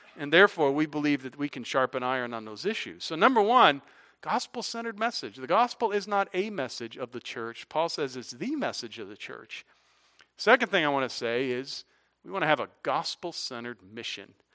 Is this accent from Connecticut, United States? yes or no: yes; Hartford, Connecticut, United States; moved away as an adult; also born or lived in South Carolina; I'm from Hartford, Connecticut, graduated Eastern Connecticut